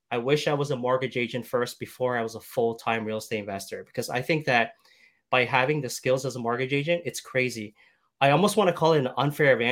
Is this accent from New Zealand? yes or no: no; Canada